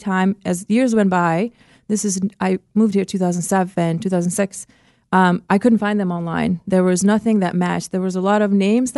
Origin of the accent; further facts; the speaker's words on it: Kosovo; also born or lived in Albania; now in Orlando, United States; I grew up in Kosovo, and during the war, we were refugees in Albania